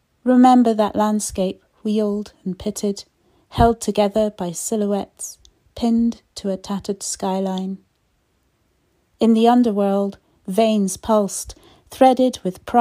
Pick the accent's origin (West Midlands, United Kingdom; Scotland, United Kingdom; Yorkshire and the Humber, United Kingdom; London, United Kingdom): Scotland, United Kingdom; Fife; also born or lived in St Andrews / Burntisland; I was born and brought up in Fife, in Scotland, where I still live today